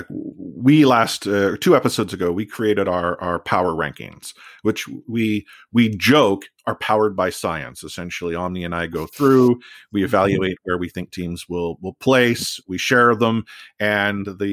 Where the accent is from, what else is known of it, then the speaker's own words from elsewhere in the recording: Vancouver, British Columbia, Canada; I was born here in Vancouver, grown up with Vancouver.